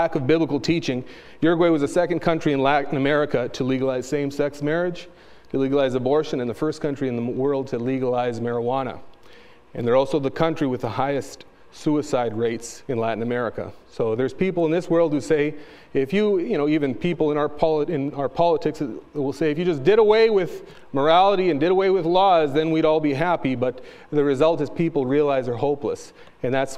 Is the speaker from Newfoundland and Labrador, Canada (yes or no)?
no; Calgary, Alberta, Canada; first language Spanish; English is a second language; So I was born in Calgary